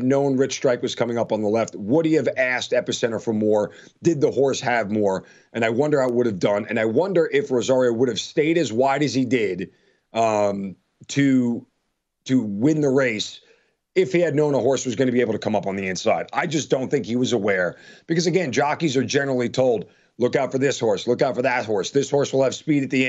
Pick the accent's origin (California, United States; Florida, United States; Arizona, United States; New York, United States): New York, United States; Long Island; I grew up in Long Island, New York, about a mile and a half away from Belmont Park.